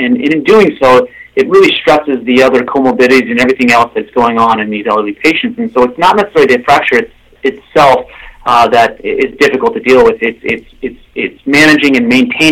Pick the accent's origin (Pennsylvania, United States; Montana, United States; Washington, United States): Washington, United States; Seattle; moved away as an adult; also born or lived in Oregon / Detroit; now in Bay Area, United States; I'm originally from the Northwest, Pacific Northwest, Seattle area